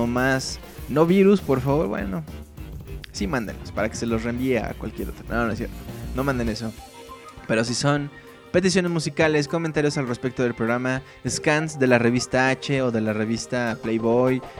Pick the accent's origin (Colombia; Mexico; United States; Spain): Mexico; northern Mexico; accent: norteño; ¿Por qué sigo hablando como norteño?